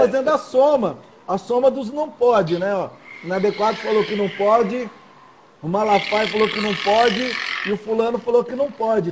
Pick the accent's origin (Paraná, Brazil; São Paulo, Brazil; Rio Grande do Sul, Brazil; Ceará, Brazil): São Paulo, Brazil; Cordeirópolis; Eu cresci em Coimbeirópolis, pertinho aí